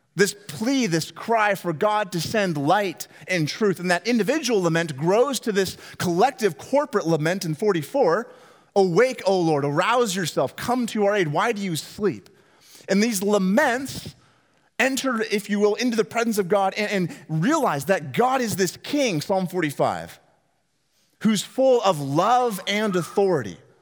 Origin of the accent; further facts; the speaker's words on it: Northwest Washington, United States; moved away; growing up in Northwest Washington